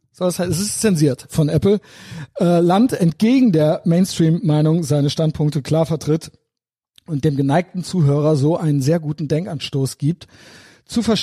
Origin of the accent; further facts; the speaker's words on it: Koblenz, Rhineland-Palatinate, Germany; Weil wir sind beide aus Koblenz.